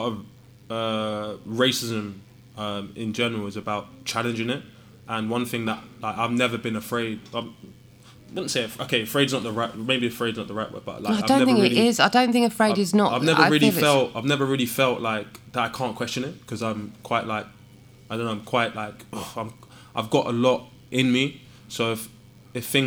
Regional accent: London, United Kingdom; moved away as an adult; I'm from Southall

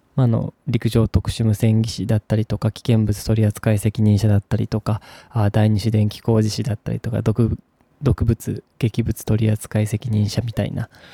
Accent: Saga, Japan; also born or lived in Canada; now in Yamaguchi Prefecture, Japan; 僕自身は佐賀県出身

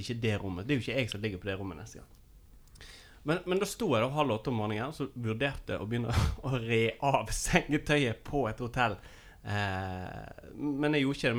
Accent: Nordfjord, Vestland, Norway; moved away; hjemme i Nordfjord

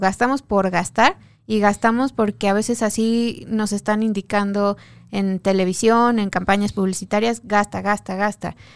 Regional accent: Mexico; como mexicanos

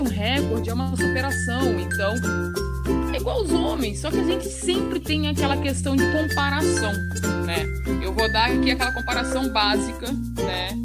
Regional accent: Cuiabá, Mato Grosso, Brazil; also born or lived in Rio de Janeiro; nós somos do Rio, né? E com três anos de idade eu comecei com jiu-jitsu, aí com seis anos eu vim embora para Mato Grosso, para Cuiabá

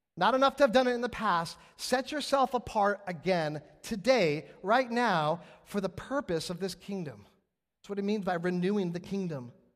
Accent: West Coast, United States; moved away; I'm from the West Coast

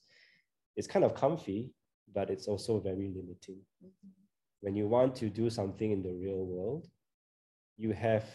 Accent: Singapore; I grew up in Singapore

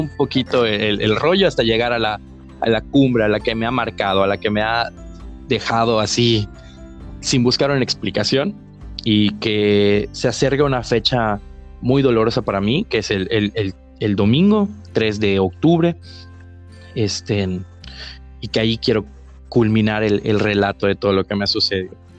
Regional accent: Mexico; el cementerio de aquí de mi pueblo

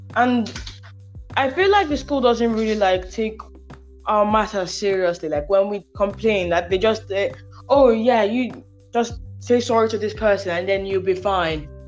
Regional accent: Nigeria; first language English; now in United Kingdom; I'm Nigerian doesn't mean that. Like English is my first language

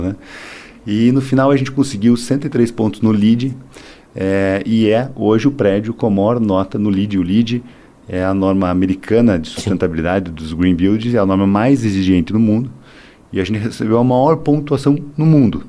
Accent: Curitiba, Paraná, Brazil; a gente é curitibano

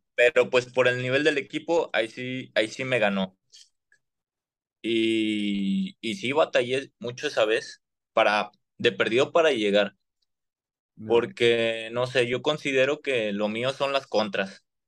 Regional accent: Monterrey, Nuevo León, Mexico; los que somos de Monterrey

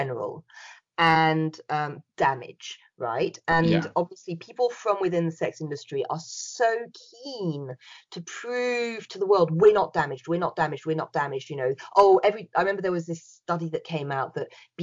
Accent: France; now in United Kingdom; I was brought up in France

